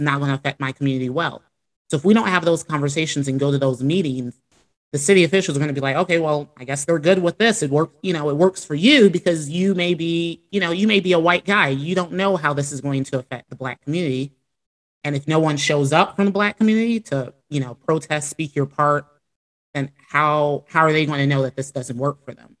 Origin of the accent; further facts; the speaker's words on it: Chicago, Illinois, United States; now in Florida, United States; I grew up in Chicago